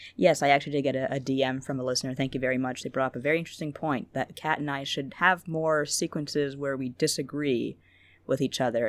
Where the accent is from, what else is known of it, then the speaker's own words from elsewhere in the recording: Canada; I'm a very mild mannered Canadian